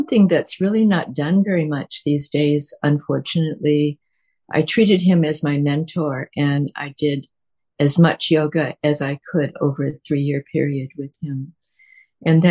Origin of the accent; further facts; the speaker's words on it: Chicago, Illinois, United States; accent: U.S.; moved away as an adult; now in Australia; You might detect U.S. accent because I was born in Chicago